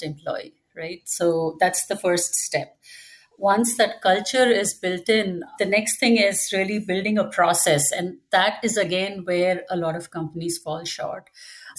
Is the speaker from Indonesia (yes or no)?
no; India; moved away as an adult; now in Dallas, United States; I was raised in India